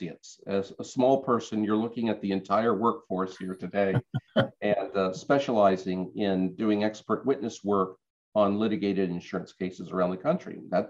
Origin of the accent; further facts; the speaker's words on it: Norfolk, Virginia, United States; moved away as an adult; also born or lived in Washington, D.C.; I grew up in Norfolk. I was a Navy brat